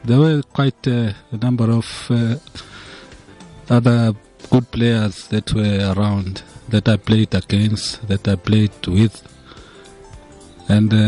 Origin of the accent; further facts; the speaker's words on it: Durban, KwaZulu-Natal, South Africa; also born or lived in Swaziland / Hammanskraal / Johannesburg; I was born here in Durban